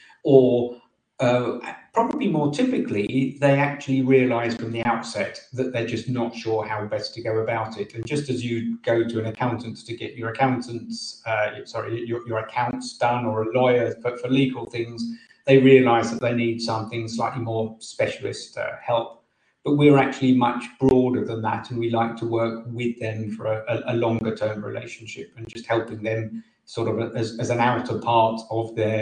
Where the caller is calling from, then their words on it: England, United Kingdom; Near London in England.